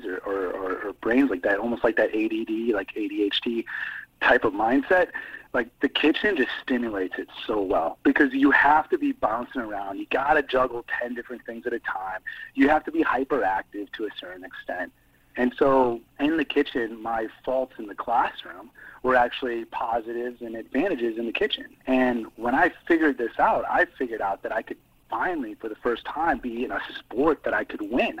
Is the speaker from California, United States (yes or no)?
no; Downs, Illinois, United States; moved away; we're 15 minutes outside of Bloomington Normal in my hometown where I grew up and went from kindergarten to high school graduation